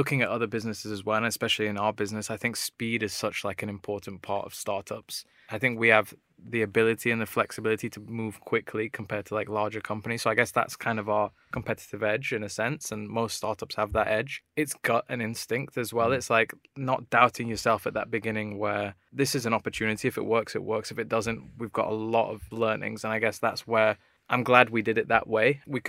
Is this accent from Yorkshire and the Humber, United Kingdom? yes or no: yes; Sheffield, Yorkshire and the Humber, United Kingdom; now in London, United Kingdom; we're both from Sheffield